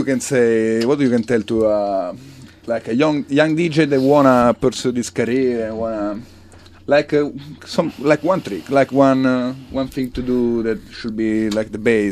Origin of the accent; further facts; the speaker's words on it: Sicily, Italy; now in San Francisco, United States; I was born in Sicily